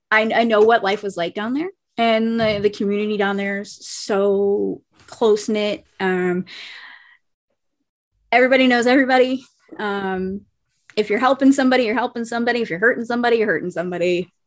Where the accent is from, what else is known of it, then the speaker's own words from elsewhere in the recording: New Orleans, Louisiana, United States; I'm from New Orleans. So, and I also lived down in the lower parishes for a little while.